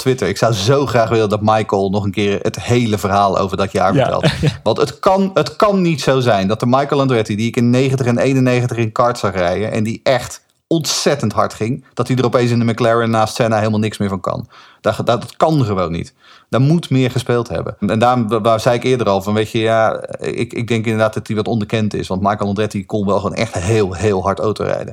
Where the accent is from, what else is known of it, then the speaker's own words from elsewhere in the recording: Netherlands; we zijn Hollanders